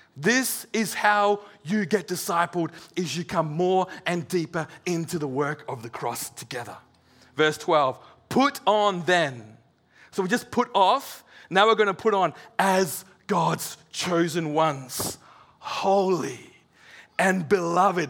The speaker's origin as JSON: {"language": "English", "town": "Serpentine", "region": "Western Australia", "country": "Australia", "said": "We're from Serpentine"}